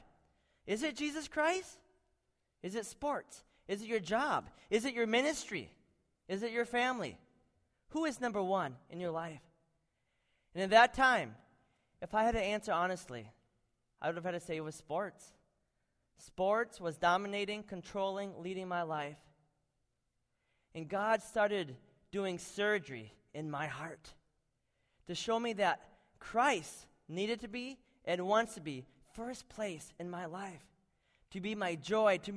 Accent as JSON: {"language": "English", "town": "Butterfield", "region": "Minnesota", "country": "United States", "tie": "born or raised there", "also_born_or_lived": "Macedonia", "moved": "as an adult", "said": "I grew up in Butterfield, Minnesota"}